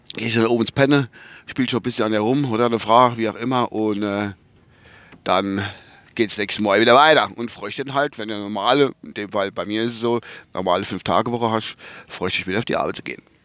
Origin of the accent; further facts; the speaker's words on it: Kusel, Rhineland-Palatinate, Germany; bei uns in Kusel